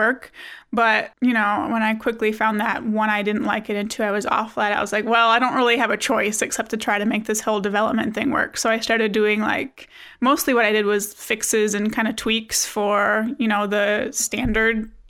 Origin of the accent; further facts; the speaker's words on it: Wisconsin, United States; I'm from Wisconsin, which is freezing cold right now